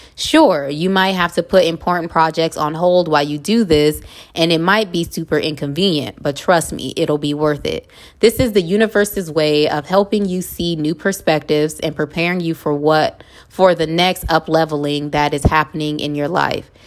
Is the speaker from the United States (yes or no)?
yes; Los Angeles, California, United States; moved away as an adult; now in Houston, United States; I'm from La Hood